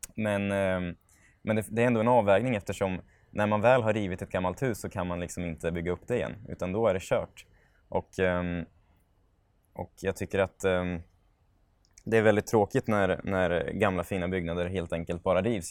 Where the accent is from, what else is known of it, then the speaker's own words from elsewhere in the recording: Norrköping, Östergötland, Sweden; also born or lived in Vikbolandet; Jag föddes på Vikbolandet, men när jag var tre år gammal köpte familjen mormor morfars hus i Eneby och där bodde jag till studenten